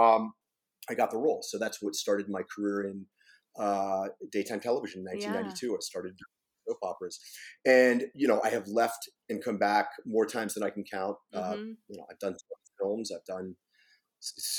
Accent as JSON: {"language": "English", "region": "Pennsylvania", "country": "United States", "tie": "born or raised there", "moved": "yes", "said": "my hometown in Pennsylvania"}